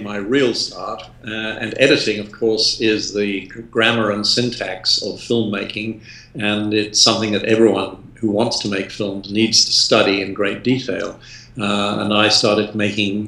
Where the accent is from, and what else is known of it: England, United Kingdom